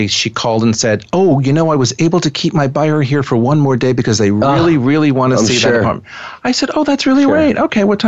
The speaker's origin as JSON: {"language": "English", "town": "New York City", "region": "New York", "country": "United States", "said": "as a New Yorker"}